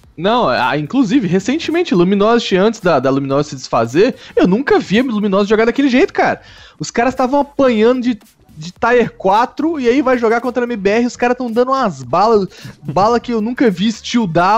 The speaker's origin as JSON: {"language": "Portuguese", "country": "Brazil", "said": "como um bom brasileiro"}